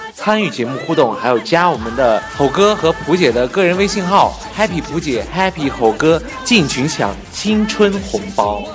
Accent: Taiyuan, Shanxi, China; 我们是太原人。因为我们做的也有档节目叫做《海皮太原》。我们是地地道道的山西太原人

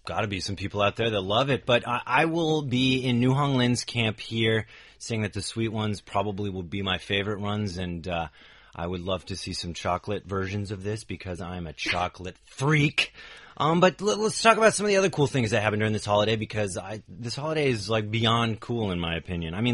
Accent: San Francisco, California, United States; And I remember growing up in San Francisco uh, many times, uh, you know, we have that ser- uh, area of the city called Chinatown

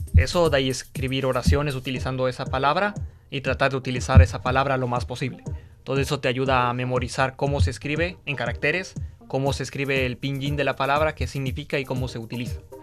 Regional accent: Ecuador; moved away as an adult; now in Beijing, China; soy ecuatoriano en Sudamérica

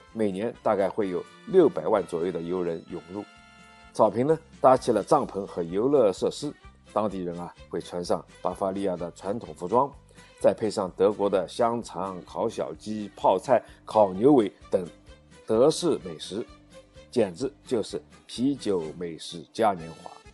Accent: China; 我们中国人

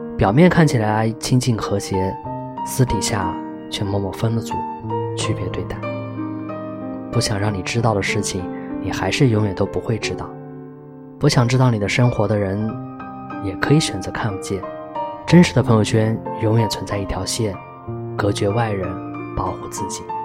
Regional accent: Qingdao, Shandong, China; 我们都是青岛人

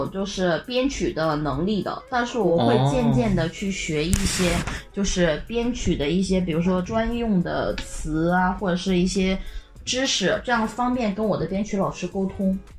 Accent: China; 我们中国人玩了这个说唱了以后，

